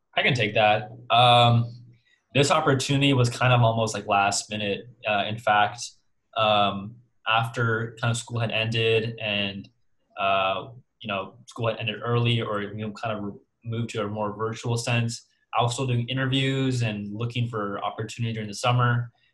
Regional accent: Central Valley, California, United States; I'm from the Central Valley, right? And um, I've grown up in the Central Valley

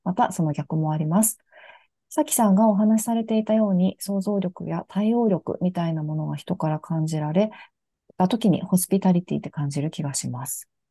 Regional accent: Hachinohe, Aomori, Japan; 私自身はもう青森県の八戸市っていうところの出身なんですけど、

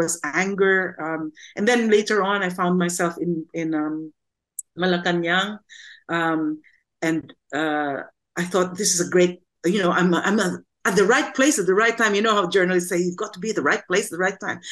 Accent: Quezon City, Metro Manila, Philippines; now in United Kingdom; I grew up in Cubao, and my parents were not well off

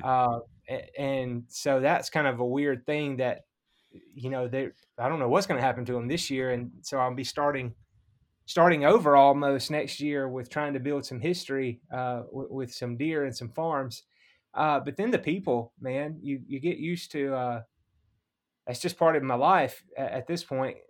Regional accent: Mississippi, United States; moved away as an adult; also born or lived in South Alabama; now in Iowa, United States; I, I'm from Mississippi

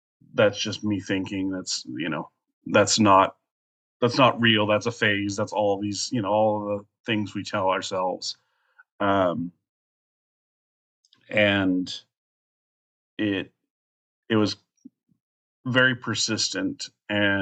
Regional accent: Colorado, United States; moved away as an adult; now in Alaska, United States; I'm originally from Colorado, a little tiny town in Colorado. I've been living in Alaska for almost a year.

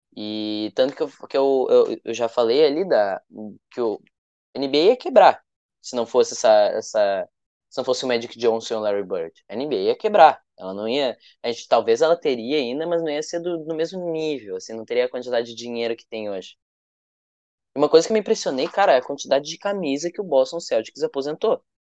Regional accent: the South, Rio Grande do Sul, Brazil; a gente é do Sul, né? Então aqui tem o tem o Inter e o Grêmio

